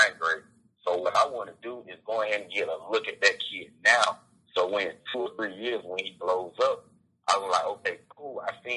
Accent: South Georgia, United States; now in Atlanta, United States; I'm from South Georgia

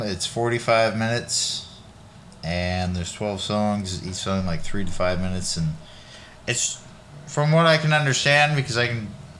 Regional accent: California, United States

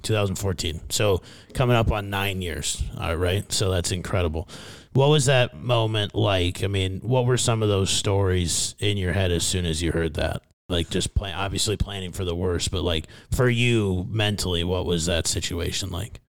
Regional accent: Fairmont, Minnesota, United States; moved away; my hometown of Fairmount, Minnesota.

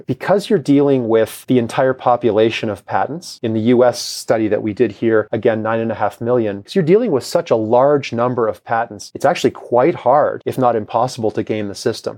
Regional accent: Toronto, Ontario, Canada; now in Kansas, United States; the block that I grew up on in Toronto

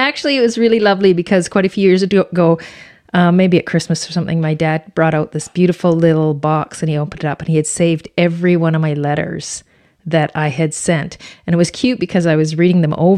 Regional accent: Powell River, British Columbia, Canada; also born or lived in Finland; I'm born here in Powell River and I have a large family, an extended family in the community.

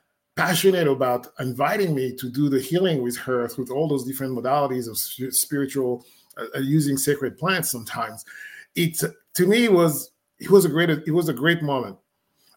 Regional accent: Côte d’Ivoire; moved away; I'm from West Africa, Ivory Coast. That's the country where I was born in.

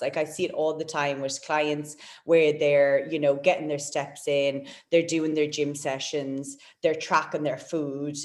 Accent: Waterford, Munster, Ireland; moved away as an adult; also born or lived in Gold Coast, Australia; now in Perth, Australia; from Waterford, from my hometown

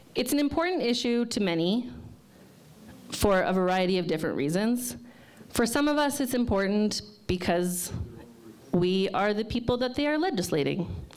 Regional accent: Fort McMurray, Alberta, Canada; moved away as an adult; now in Lethbridge, Canada; I'm from Fort McMurray originally

